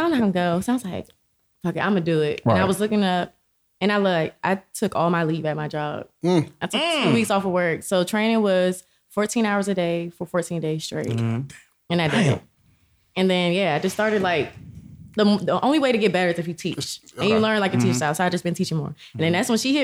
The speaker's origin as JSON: {"language": "English", "area": "Prince George's County", "region": "Maryland", "country": "United States", "tie": "born or raised there", "also_born_or_lived": "La Plata, Maryland", "said": "I'm from Maryland. Oh, I grew up in PG County"}